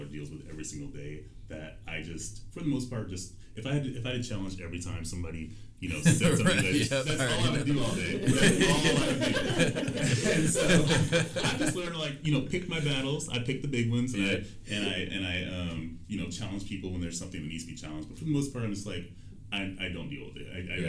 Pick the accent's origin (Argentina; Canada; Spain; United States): United States; Seattle, Washington; we're from Seattle